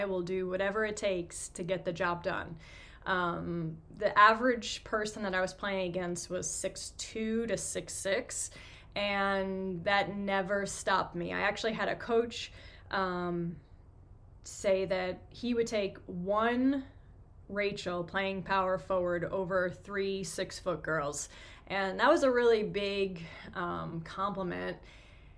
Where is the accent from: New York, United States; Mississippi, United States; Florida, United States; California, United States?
New York, United States; New York City; moved away as an adult; also born or lived in Michigan; But I'm born and raised in Queens, New York. I lived in New York until I was about 28